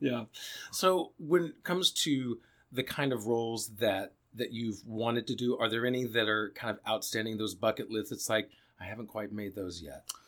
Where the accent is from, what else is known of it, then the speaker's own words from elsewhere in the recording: Alabama, United States; I'm from Alabama